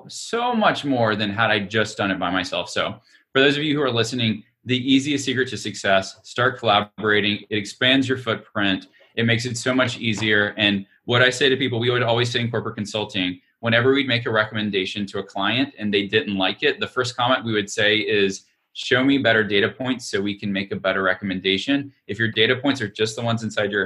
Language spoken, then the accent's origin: English; Alabama, United States; I'm from Alabama. I'm an Alabamian